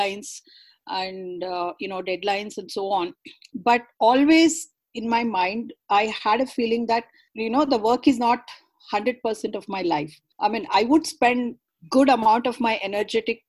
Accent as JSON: {"language": "English", "region": "Karnataka", "country": "India", "tie": "born or raised there", "first_language": "Kannada", "second_language": "English", "said": "I'm a South Indian girl, born and brought up in Karnataka, speaking Kannada as a mother tongue."}